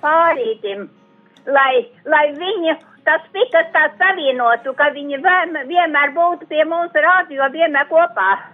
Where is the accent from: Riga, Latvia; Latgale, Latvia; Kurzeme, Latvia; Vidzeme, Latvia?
Latgale, Latvia; Balvi Municipality; moved away; uz savu latgales puses baunovadu. novadu E, uz saviem radiem, draugiem, kas man tur ir, uz manu dzimto pusīti